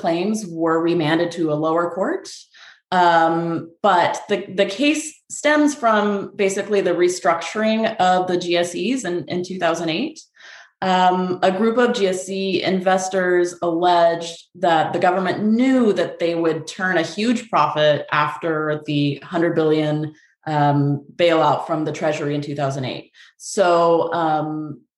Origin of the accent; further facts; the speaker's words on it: Texas, United States; moved away as an adult; also born or lived in New York City; now in Vermont, United States; I'm originally from Texas. I went to UT Austin for undergrad. I used to live in New York City